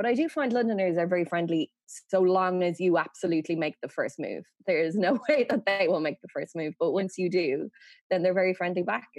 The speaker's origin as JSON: {"language": "English", "town": "Dublin", "region": "Leinster", "country": "Ireland", "accent": "Dublin", "moved": "as an adult", "said": "I'd say I've quite a quintessential Dublin accent because it's a very city accent."}